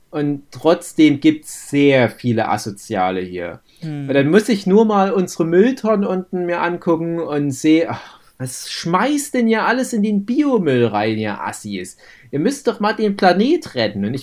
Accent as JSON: {"language": "German", "region": "Saxony", "country": "Germany", "tie": "born or raised there", "said": "Und dann gehe ich durch mein Heimatdorf im Erzgebirge und da muss der gelbe Sack noch im Beutel an die Straße rausgestellt werden."}